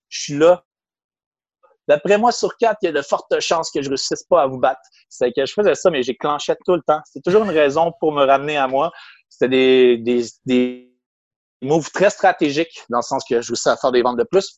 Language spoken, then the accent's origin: French; Quebec City, Quebec, Canada; also born or lived in Brittany, France / Banff, Canada; je suis revenu à l'âge de deux mois environ à Québec. J'ai grandi à Québec